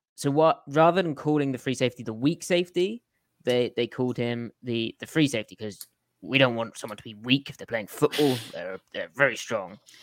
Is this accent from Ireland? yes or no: no; United Kingdom; being British